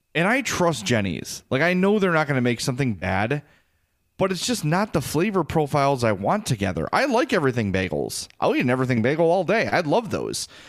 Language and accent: English; Midwest, United States; as a Midwesterner